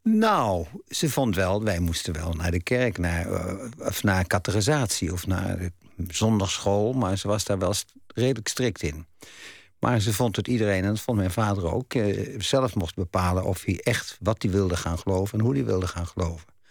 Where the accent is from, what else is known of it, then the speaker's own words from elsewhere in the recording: Dordrecht, South Holland, Netherlands; Want ik woonde, heb ik mijn jeugd in Dort doorgebracht